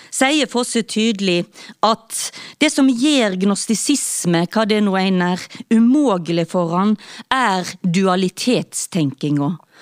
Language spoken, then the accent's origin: Norwegian; Stord, Vestland, Norway; now in Oslo, Norway; Jeg kommer fra Stord, som ligger mellom Haugesund og Strandebarm.